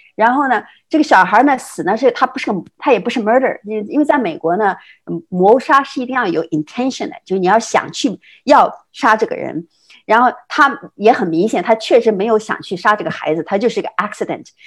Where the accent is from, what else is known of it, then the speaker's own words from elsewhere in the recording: China; moved away as an adult; now in United States; 像咱们这样的中国人，就是， 就是在， 在， 在中国已经成型了，然后到美国来读研究生